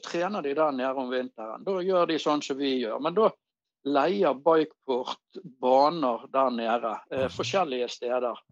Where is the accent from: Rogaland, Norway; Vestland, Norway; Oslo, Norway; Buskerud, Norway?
Vestland, Norway; Bergen; accent: Bergen; also born or lived in Voss; jeg er jo født på Voss, da, men jeg var jo ikke mer enn et år gammel når jeg kom til Bergen. Så jeg er jo bergenser ja.